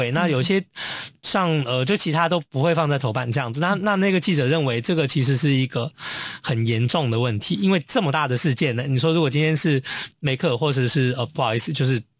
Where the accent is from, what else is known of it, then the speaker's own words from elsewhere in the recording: Hong Kong; 我觉得我们香港之后说，哦，对，伟大的祖国，对我们香港人已经就是呃呃呃 desperate 到一个点